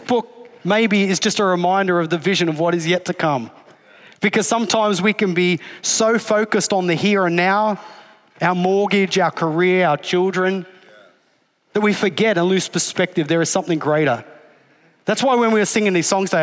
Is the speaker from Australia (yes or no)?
yes; Australia; I'm Australian